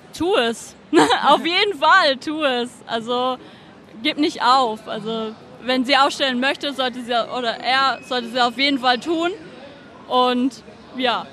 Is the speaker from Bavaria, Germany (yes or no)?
no; Stuttgart, Baden-Württemberg, Germany; now in Zurich, Switzerland; es ist halt Stuttgart. das ist meine Heimatstadt